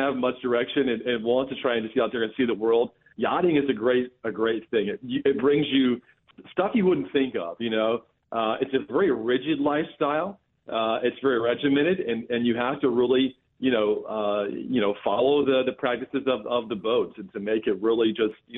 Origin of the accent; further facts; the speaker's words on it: North Carolina, United States; also born or lived in Charleston, South Carolina / Myrtle Beach, South Carolina; I grew up in the Carolinas, in North Carolina